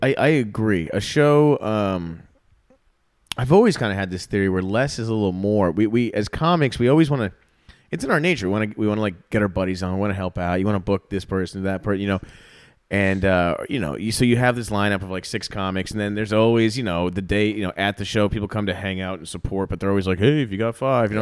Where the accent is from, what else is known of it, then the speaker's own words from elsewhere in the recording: South Florida, United States; moved away as an adult; also born or lived in Chicago; now in Austin, United States; started comedy in South Florida before I moved to Chicago